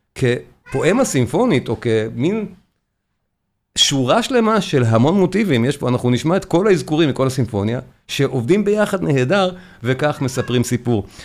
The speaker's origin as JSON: {"language": "Hebrew", "country": "Israel"}